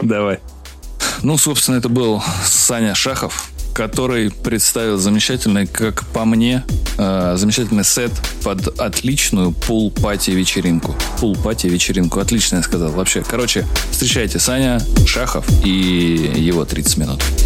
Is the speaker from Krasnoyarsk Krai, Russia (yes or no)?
no; Moscow, Russia; я москвич.